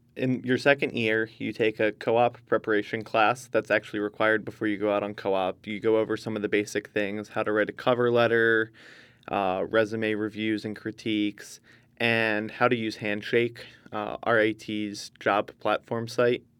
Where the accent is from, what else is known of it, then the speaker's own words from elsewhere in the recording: Northeast, United States; I'm from the Northeast